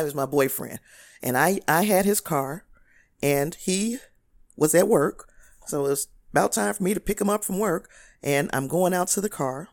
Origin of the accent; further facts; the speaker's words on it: Gary, Indiana, United States; moved away as an adult; I grew up in Gary, Indiana, and the neighborhood that I lived in from the time I was 3 years old until adulthood